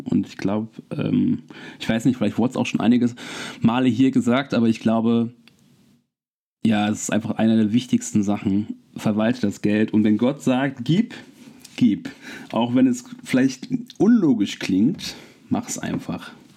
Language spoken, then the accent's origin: German; Wermelskirchen, North Rhine-Westphalia, Germany; moved away as an adult; also born or lived in Cologne; now in Nuremberg, Germany; aus meiner Heimatstadt in Wermelskirchen